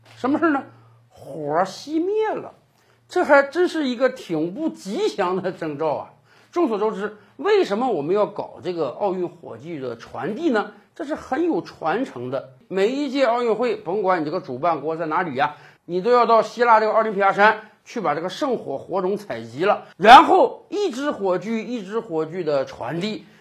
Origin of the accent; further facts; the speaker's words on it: China; 我们中国人